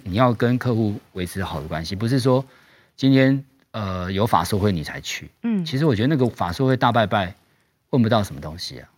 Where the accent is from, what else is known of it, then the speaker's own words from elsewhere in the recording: Tainan, Taiwan; moved away as an adult; also born or lived in United States; 我们是南部的小孩上来嗯，然后其实我们家比较，比较穷，因为我们是台南人